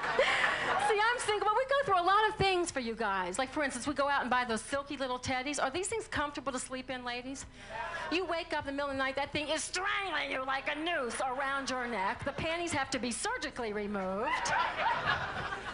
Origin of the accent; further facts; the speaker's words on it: New Orleans, Louisiana, United States; I'm from New Orleans